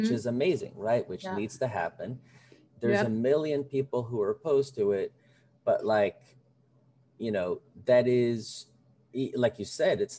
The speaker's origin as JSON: {"language": "English", "region": "Rio de Janeiro", "country": "Brazil", "tie": "born or raised there", "moved": "yes", "lives_now": "United States", "said": "I was born in Rio de Janeiro"}